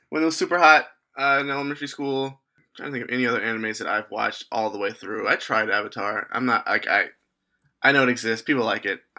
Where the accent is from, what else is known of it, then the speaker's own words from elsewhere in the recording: Virginia, United States; Yeah, I grew up in Virginia